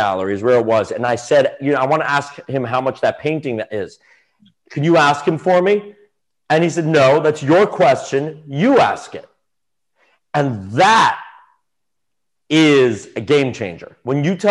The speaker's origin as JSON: {"language": "English", "town": "New York City", "region": "New York", "country": "United States", "tie": "born or raised there", "said": "Yeah, I grew up on the Upper East Side of Manhattan."}